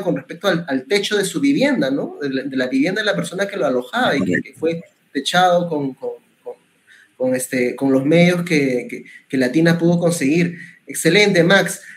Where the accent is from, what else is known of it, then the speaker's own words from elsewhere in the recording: Peru; como peruanos resilientes que somos